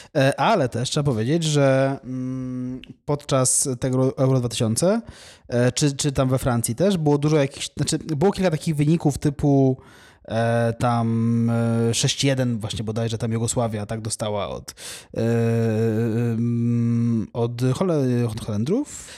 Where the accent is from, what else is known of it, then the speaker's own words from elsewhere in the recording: Poland; jestem z Polski